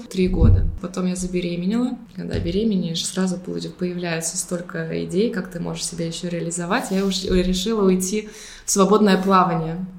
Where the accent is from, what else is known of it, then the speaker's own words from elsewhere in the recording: Saint Petersburg, Russia; moved away as an adult; also born or lived in Budapest, Hungary; now in Limassol, Cyprus; Мы оба из Питера.